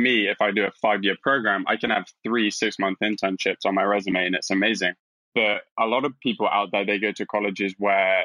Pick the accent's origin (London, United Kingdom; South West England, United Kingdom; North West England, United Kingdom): London, United Kingdom; now in San Francisco, United States; I'm from London